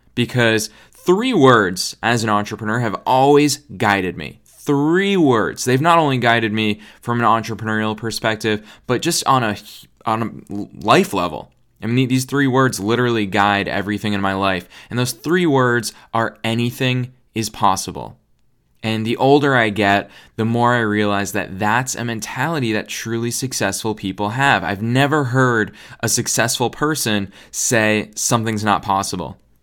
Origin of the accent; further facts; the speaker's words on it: United States; I'm American